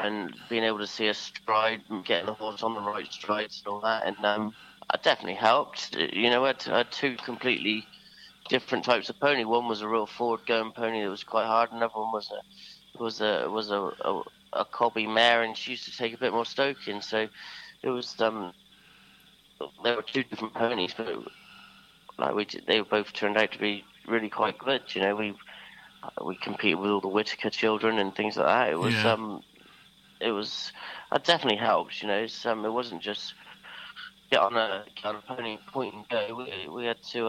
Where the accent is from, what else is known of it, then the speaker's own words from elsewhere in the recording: Sherborne, South West England, United Kingdom; also born or lived in Milborne Port; We were living at Melbourne Port at the time, but I was born in Sherborne